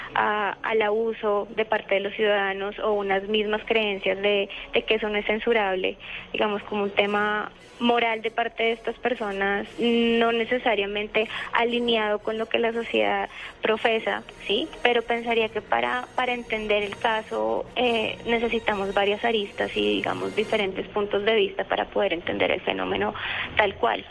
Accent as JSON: {"language": "Spanish", "country": "Colombia", "said": "como nosotros colombianos"}